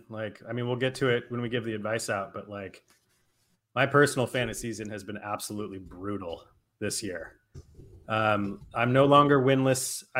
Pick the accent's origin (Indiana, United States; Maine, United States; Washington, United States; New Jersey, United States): Washington, United States; Seattle; my hometown Seahawks